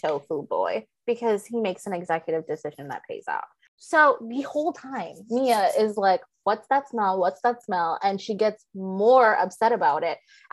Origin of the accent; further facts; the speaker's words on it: Michigan, United States; I grew up in Michigan